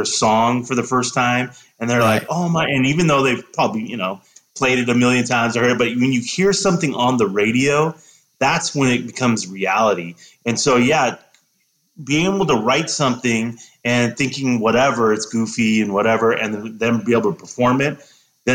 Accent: Gilroy, California, United States; moved away as an adult; also born or lived in Rochester / Dallas; now in San Diego, United States; I come from a small town, Gilroy, California. The garlic capital of the world

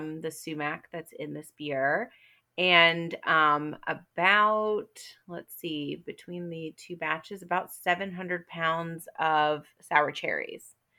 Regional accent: Atlanta, Georgia, United States; moved away as an adult; now in New York City, United States; I grew up in Atlanta

